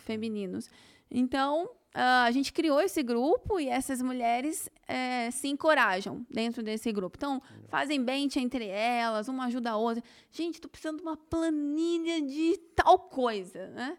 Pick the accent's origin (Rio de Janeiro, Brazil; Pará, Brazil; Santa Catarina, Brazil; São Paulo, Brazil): São Paulo, Brazil; Campinas; Eu nasci em Campinas